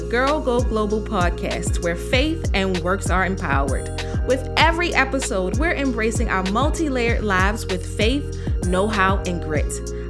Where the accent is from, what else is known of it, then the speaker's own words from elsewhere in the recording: DMV, United States; She is from the DMV, y'all. That's my hometown.